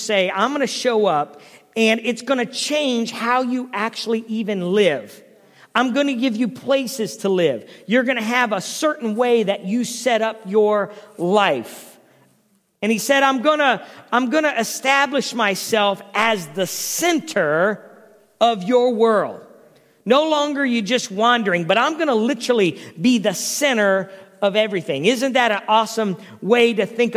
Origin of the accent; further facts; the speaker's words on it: Canton, United States; growing up in Canton and in the home of a pastor